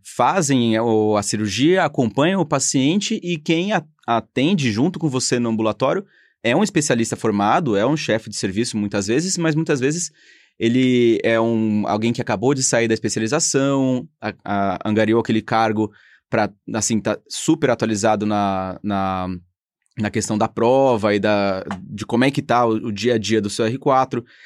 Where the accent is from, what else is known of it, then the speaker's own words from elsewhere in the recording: São Paulo, Brazil; Eu sou de São Paulo